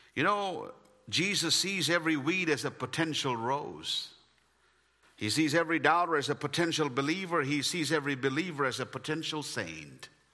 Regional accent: India; English is a second language; moved away; as an Indian.

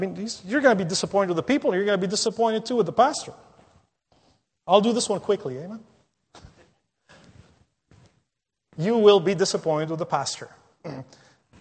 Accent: Lebanon; now in North America; I visited my home country of Lebanon last year a couple of times

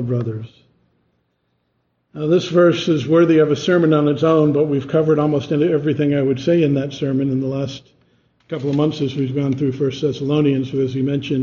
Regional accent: East Coast, United States; moved away; I'm from the East Coast. We shake hands

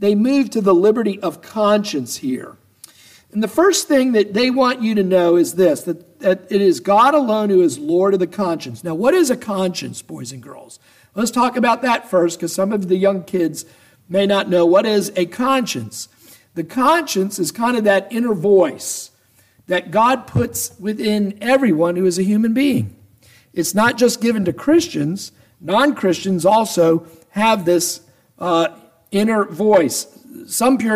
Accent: Atlanta, Georgia, United States; I grew up in Atlanta

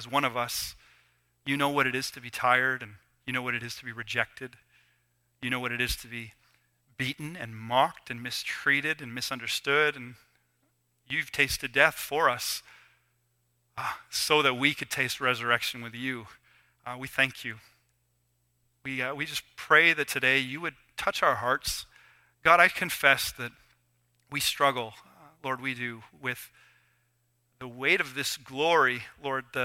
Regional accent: Canada; we're Canadian, you know, and we're a bit awkward.

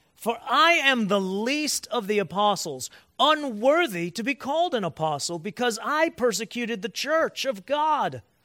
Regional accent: Cleveland, Ohio, United States; moved away; I, in Cleveland, I grew up and stayed in one church. Born raised eighteen years

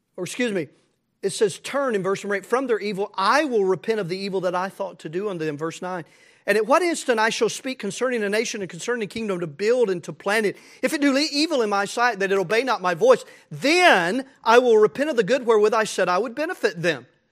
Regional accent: United States; as American Christians

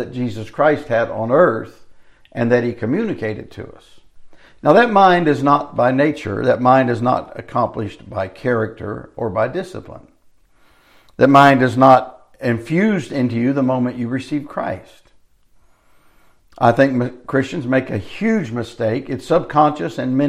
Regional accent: United States; I live here in the United States as an American

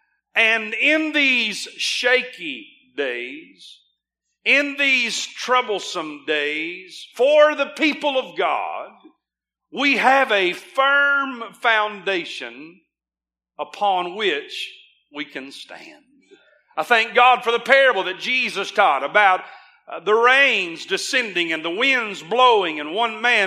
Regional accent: United States; As an American

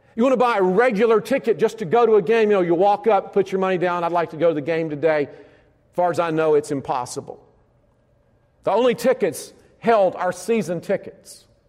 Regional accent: Alabama, United States; I grew up in Alabama

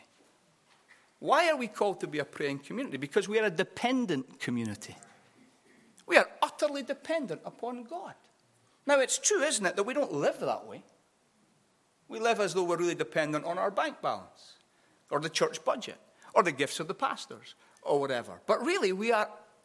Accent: Edinburgh, Scotland, United Kingdom; also born or lived in Glasgow; I grew up in a small Baptist church on the east side of Edinburgh. Although I was born in Glasgow, I grew up on the east side of Scotland mainly.

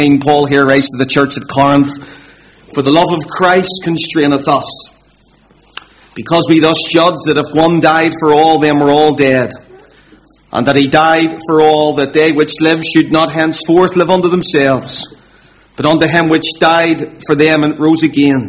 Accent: Belfast, Northern Ireland, United Kingdom; I grew up in the Donegal Road area of Belfast, and I still live in that area

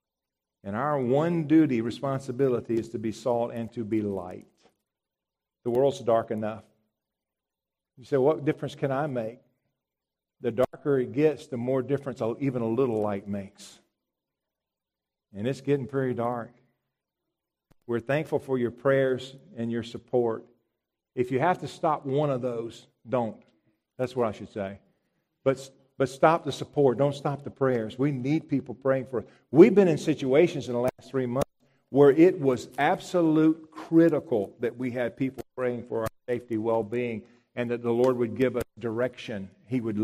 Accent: United States; I'm American.

